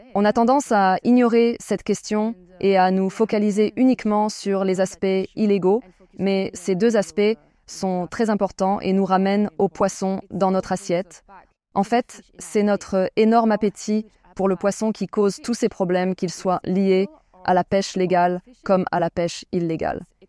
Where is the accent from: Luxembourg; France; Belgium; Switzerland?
France; chez nous en France